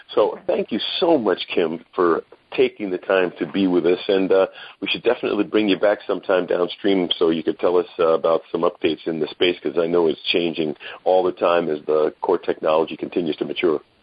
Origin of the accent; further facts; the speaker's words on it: New York City, New York, United States; also born or lived in Brooklyn, New York; I'm a Brooklynite, grew up in Queens, uh, New York State.